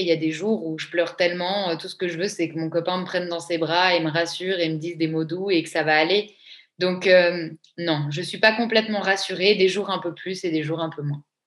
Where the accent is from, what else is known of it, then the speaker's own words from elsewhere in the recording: Switzerland; Je suis une vraie Suisse bien fiable